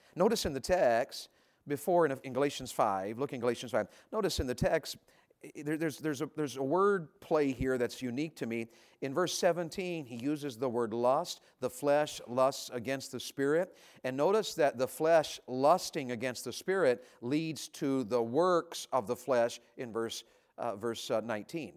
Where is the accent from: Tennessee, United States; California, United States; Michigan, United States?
Tennessee, United States; also born or lived in Santa Rosa County, Florida; now in Florida, United States; When I grew up in Tennessee